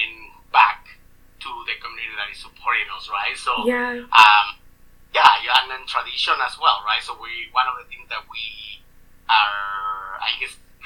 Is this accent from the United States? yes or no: no; Mexico City, Mexico; now in Edmonton, Canada; we are from Mexico City